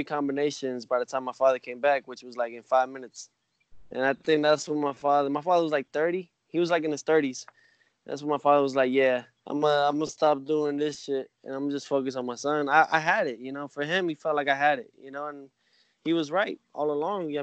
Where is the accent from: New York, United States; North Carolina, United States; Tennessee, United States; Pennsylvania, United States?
New York, United States; New York City; My father raised me like that in New York. You know, I was born in New York